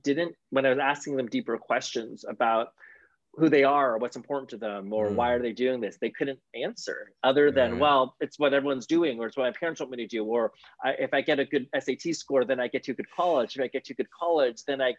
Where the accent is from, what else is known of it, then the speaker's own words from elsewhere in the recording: Sacramento, California, United States; moved away as an adult; also born or lived in Oakland, California / San Diego, California; now in Los Angeles, United States; I was actually born in Northern California. So I was in Oakland. Which is near San Francisco, and I grew up in Sacramento